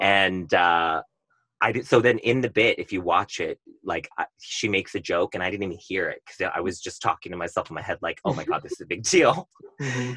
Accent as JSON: {"language": "English", "town": "Tustin", "region": "California", "country": "United States", "tie": "born or raised there", "also_born_or_lived": "Irvine, California", "said": "I grew up in Tustin, Irvine"}